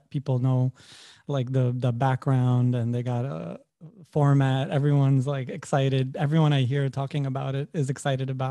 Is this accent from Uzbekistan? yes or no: yes; Samarkand, Samarqand Region, Uzbekistan; moved away; also born or lived in Dushanbe, Tajikistan; technically I was born in Dushanbe, where my mom is from, but I'm from Samarkand, so where my father is from. So I was raised there.